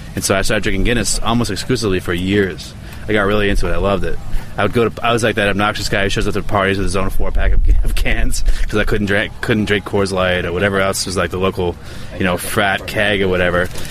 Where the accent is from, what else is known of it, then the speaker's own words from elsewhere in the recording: Everett, Massachusetts, United States; also born or lived in Medford, Massachusetts / Malden, Massachusetts / Revere, Massachusetts / Ipswich, Massachusetts; I grew up in uh, Everett and uh, Medford